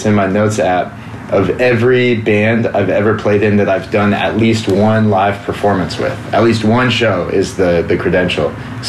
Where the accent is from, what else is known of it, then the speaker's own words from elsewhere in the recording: Pacific Northwest, United States; I'm from the West Coast, Pacific Northwest, so we're kind of like remote, kind of stuck up there.